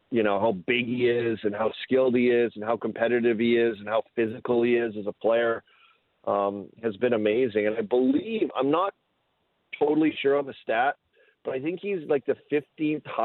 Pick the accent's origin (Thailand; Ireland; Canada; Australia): Canada; Saskatoon, Saskatchewan; now in Pittsburgh, United States; Well, well, I am uh, Canadian, of course. I'm from Saskatoon, so I do the mm-hmm. old Thanksgiving loophole